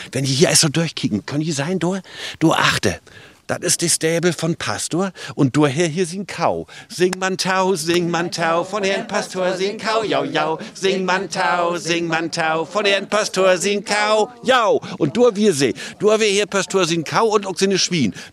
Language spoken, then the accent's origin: German; Mecklenburg-Vorpommern, Germany; Wir kommen von Großkennington.